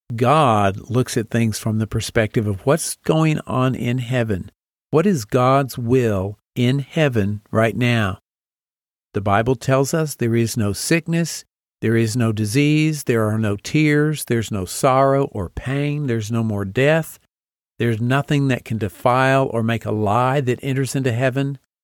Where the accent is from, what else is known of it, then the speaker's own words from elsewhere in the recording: Amarillo, Texas, United States; moved away as an adult; also born or lived in Nashville, Tennessee / Boston, Massachusetts; I grew up in Amarillo, Texas